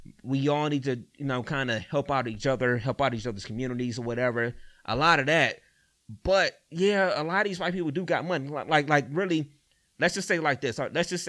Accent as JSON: {"language": "English", "town": "East Cleveland", "region": "Ohio", "country": "United States", "tie": "born or raised there", "said": "all right, I'm from EC or whatever, I grew up in East Cleveland, you know what I'm saying?"}